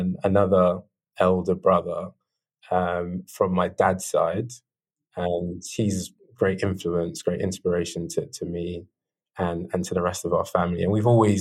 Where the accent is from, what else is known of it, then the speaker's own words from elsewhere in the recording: London, United Kingdom; I grew up in South London. So, I mean, South London is a very big space, but I grew up on the outskirts of Mitcham